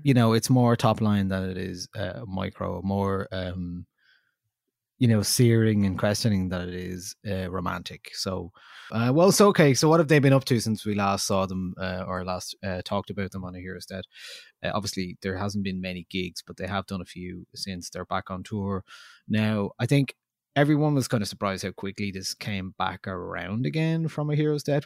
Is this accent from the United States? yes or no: no; Ireland; as Irish people